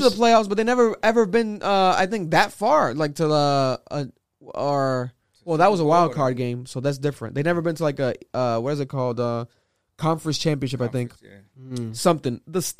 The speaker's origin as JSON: {"language": "English", "region": "New England", "country": "United States", "said": "Obviously, we're from New England"}